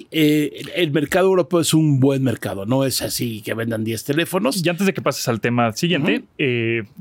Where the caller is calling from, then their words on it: Mexico City, Mexico; Hola, ¿qué tal? … de la Ciudad de México y únicamente los quería felicitar por su podcast.